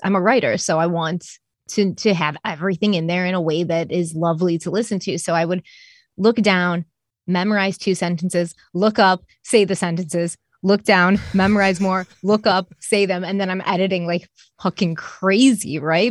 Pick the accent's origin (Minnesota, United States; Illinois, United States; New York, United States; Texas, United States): New York, United States; Rochester; I was born in, uh, Rochester, New York.